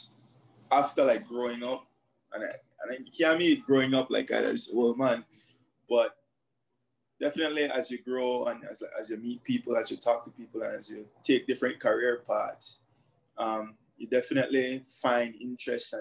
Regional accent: Belize City, Belize District, Belize; I grew up in Belize City, born and raised Southside specifically, Faber's Road area.

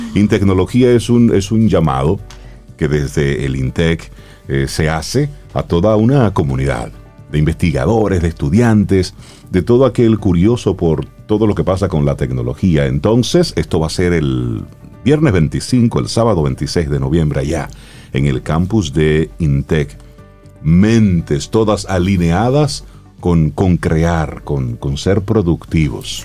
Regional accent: Dominican Republic; nosotros como dominicanos

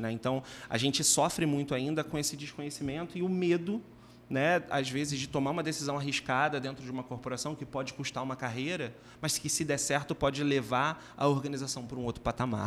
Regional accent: Minas Gerais, Brazil; moved away; eu sou de Minas

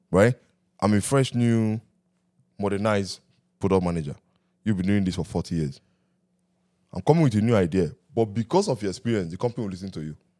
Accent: Nigeria; growing up in Nigeria

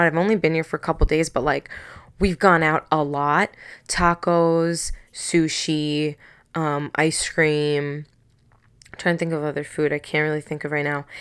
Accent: Long Island, New York, United States; moved away as an adult; I'm from Long Island

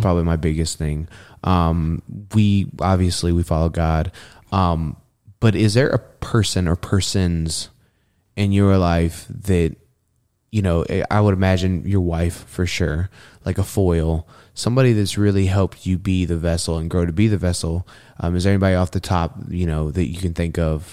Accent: Texas, United States; now in Spokane, United States; I'm just a Texan.

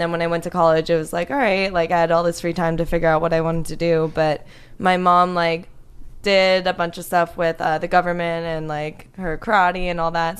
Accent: South Florida, United States; moved away as an adult; also born or lived in Pittsburgh, Pennsylvania / Connecticut; now in Los Angeles, United States; I was born in Pittsburgh, but then I lived in Connecticut for nine years, and then South Florida for the rest of my life.

